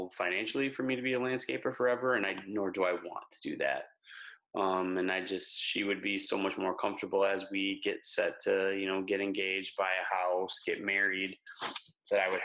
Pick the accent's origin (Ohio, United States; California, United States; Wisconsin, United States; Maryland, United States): Wisconsin, United States; moved away as an adult; also born or lived in Minnesota / Texas; I grew up in Wisconsin, went to school in Minnesota